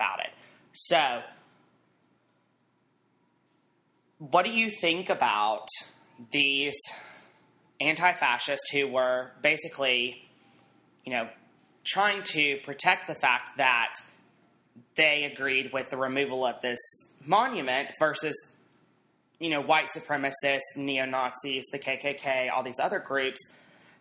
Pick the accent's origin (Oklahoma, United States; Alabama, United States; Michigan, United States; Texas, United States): Alabama, United States; I'm from Alabama